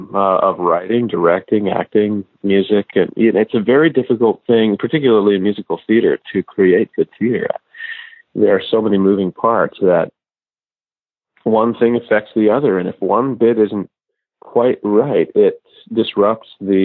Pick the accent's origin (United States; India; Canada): Canada; moved away; my hometown in Canada